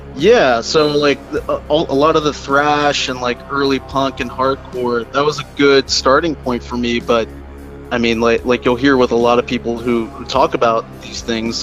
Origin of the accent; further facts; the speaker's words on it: Baltimore, Maryland, United States; also born or lived in New Jersey; I'm pretty much from Maryland. I grew up in and out of Baltimore County, Baltimore City my whole life